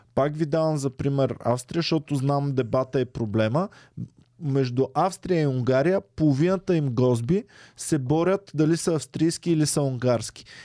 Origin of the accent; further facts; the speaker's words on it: Stara Zagora, Stara Zagora Province, Bulgaria; moved away; как съм тръгнал от Стара Загора, където аз си имах стая